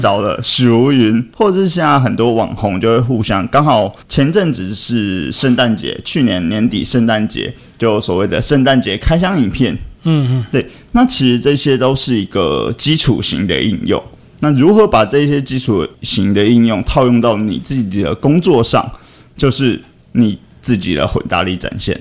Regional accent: Taiwan; 这个身为台湾人

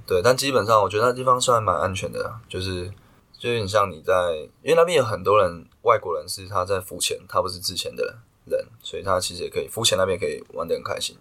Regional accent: Taiwan; 我们台湾人

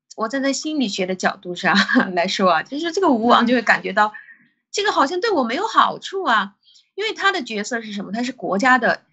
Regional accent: China; 因为我们中国人相信的是人之初，性本善的

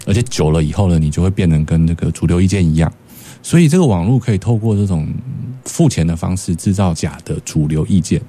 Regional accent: Taiwan; 我们台湾人

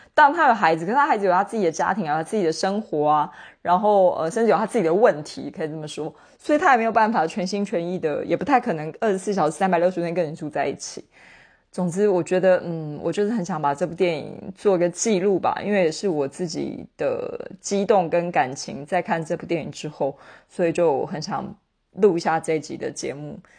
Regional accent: Taiwan; 身为台湾人，因为我们是一个老龄社会嘛，就是比如说像我住在台北市

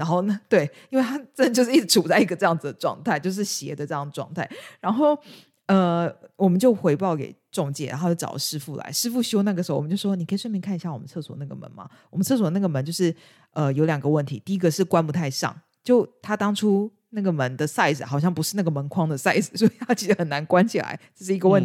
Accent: Taiwan; moved away as an adult; now in United Kingdom; 至少我在台湾，尤其是我是这种家庭背景长大

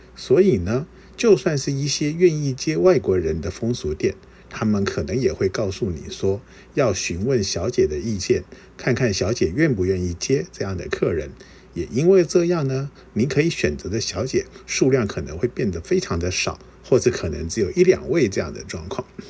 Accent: Taiwan; 我是台湾来的，我会说日语

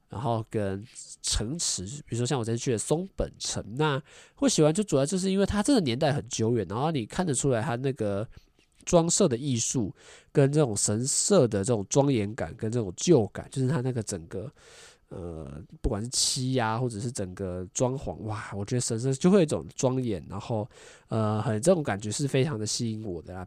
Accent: Taiwan; 我是来自台湾的

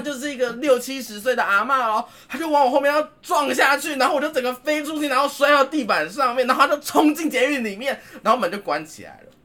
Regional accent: Tainan, Taiwan; moved away as an adult; now in Taipei, Taiwan; 我是其实从台南来的。从南方北漂上来的人。嗯，对啊，我就是从台南北漂来台北的

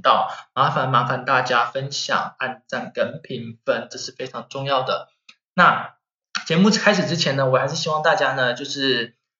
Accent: Taiwan; now in Germany; 我们台湾人，我们历经过 SARS

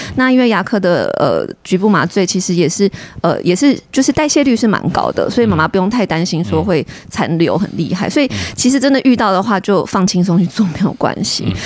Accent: Taiwan; 我们台湾人

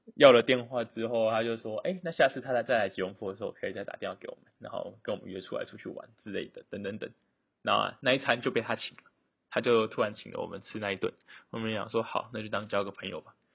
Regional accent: Taiwan; moved away as an adult; 我是台湾人

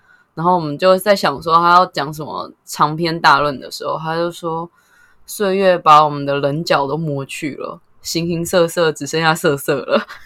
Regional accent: Taoyuan, Taiwan; 其实我是桃园人，大学也算是在桃园念

